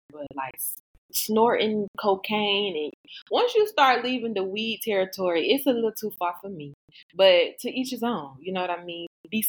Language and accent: English; the South, United States; I'm from the South.